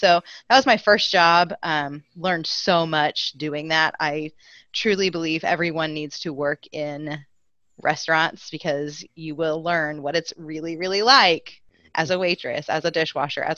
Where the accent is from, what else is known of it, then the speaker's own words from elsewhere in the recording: Lockwood, Missouri, United States; My hometown is Lockwood, Missouri. It is down in the southwest corner